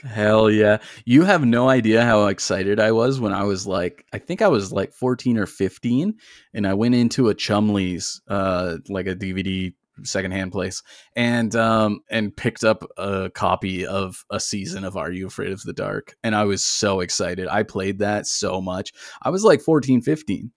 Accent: Canada; I grew up in Tallulah-Nega on a reserve

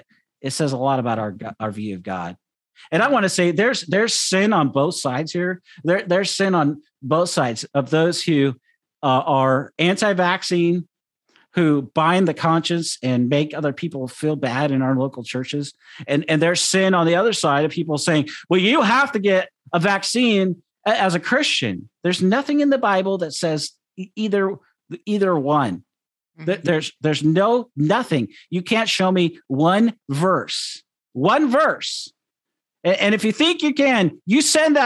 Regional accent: Seattle, Washington, United States; growing up in Seattle for the majority of my life

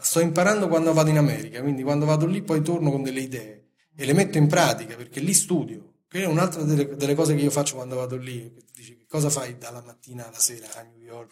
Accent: Italy; sono nato in Italia

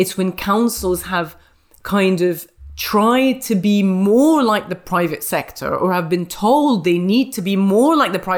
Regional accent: India; And I'm from India.

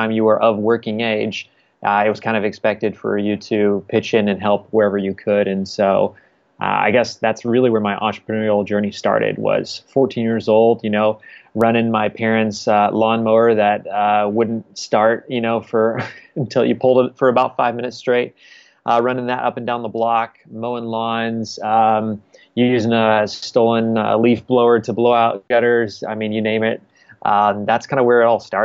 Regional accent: Wichita, Kansas, United States; now in Kansas City, United States; I grew up in Wichita, Kansas

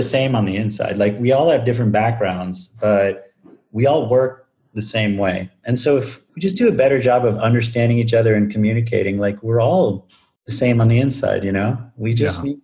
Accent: Northeast, United States; moved away as an adult; now in Madison, United States; I grew up in the Northeast

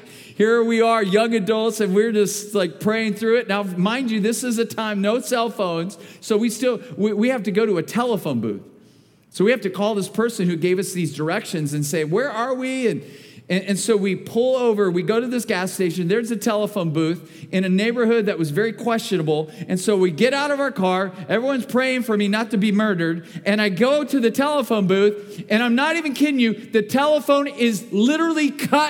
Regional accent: Bakersfield, California, United States; I was born and raised in Bakersfield.

